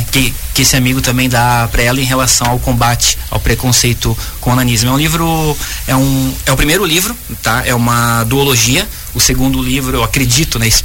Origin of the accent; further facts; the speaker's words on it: São Francisco do Sul, Santa Catarina, Brazil; Eu sou de São Francisco do Sul, a Bia aqui de Joinville.